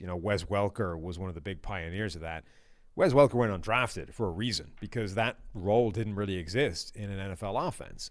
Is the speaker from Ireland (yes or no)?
yes; Ireland; I'm Irish